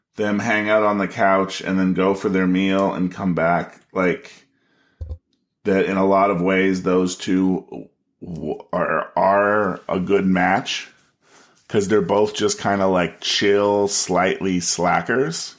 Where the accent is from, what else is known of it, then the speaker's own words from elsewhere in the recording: United States; as an American